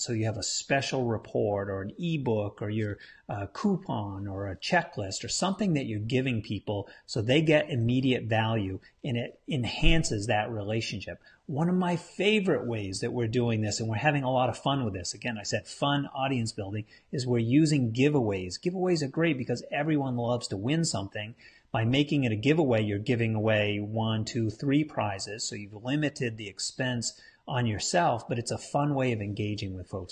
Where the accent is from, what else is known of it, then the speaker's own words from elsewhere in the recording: New England, United States; I'm from New England. We're big Patriots fans up here.